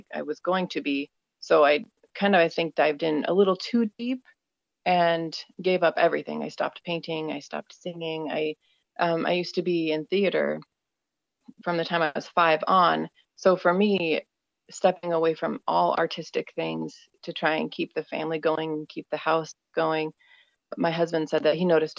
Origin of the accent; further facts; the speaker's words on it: Minnesota, United States; I am from Minnesota, USA